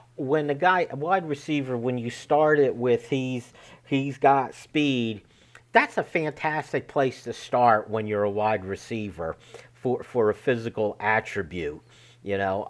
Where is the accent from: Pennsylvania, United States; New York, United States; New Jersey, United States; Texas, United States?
Pennsylvania, United States; Berwick; born or raised there